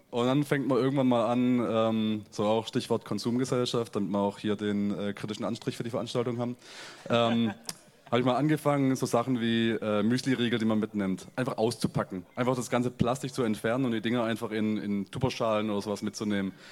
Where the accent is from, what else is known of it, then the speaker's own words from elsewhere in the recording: Germany; ich finde gerade als, äh, als Deutscher ist immer ein, ein ganz nettes Phänomen, so ganz tief in äh, die Kultur von einem anderen Land einzutauchen.